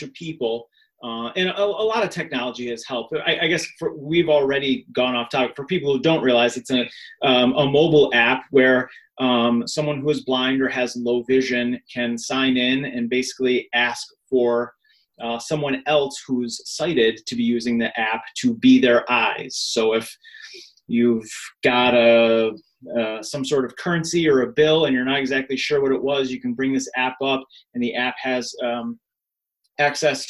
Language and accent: English; Rochester, New York, United States; born and raised in Rochester